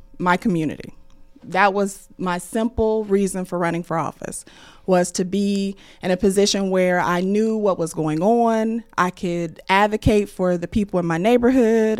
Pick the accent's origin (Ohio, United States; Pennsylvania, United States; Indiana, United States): Indiana, United States; Muncie; I am born and raised and from Muncie